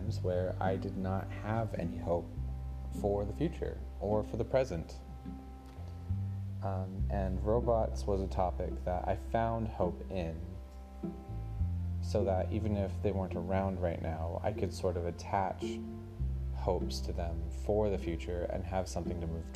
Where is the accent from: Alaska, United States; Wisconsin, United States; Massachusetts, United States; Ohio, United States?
Alaska, United States; Anchorage; moved away as an adult; now in Seattle, United States; I was born and raised in Alaska, in Anchorage, which is the biggest city in Alaska